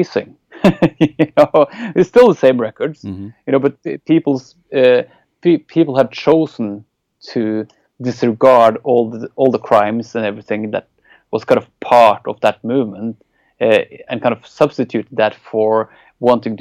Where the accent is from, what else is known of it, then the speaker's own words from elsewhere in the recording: Norway; English is a second language; growing up in Norway